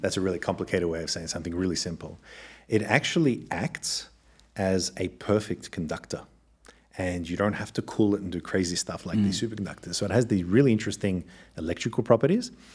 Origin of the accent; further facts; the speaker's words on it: Australia; accent: Australian; moved away; also born or lived in Germany; as you can tell from the accent, I'm originally Australian and um, born to two Eastern European parents. And I was actually born in Australia